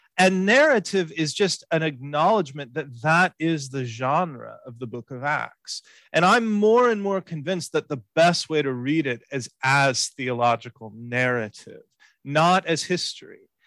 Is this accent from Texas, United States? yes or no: yes; Houston, Texas, United States; I was born in Houston, in Texas, and um, grew up there